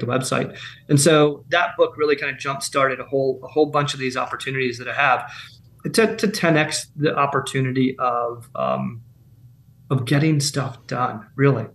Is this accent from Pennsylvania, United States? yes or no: yes; Pennsylvania, United States; now in Charleston, United States; I'm from Pennsylvania. Ben and I are from Pennsylvania originally.